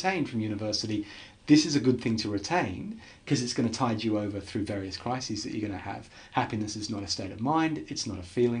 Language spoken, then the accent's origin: English; England, United Kingdom; you know, being English and wanting to always be no nonsense, no fuss, pragmatic and so on.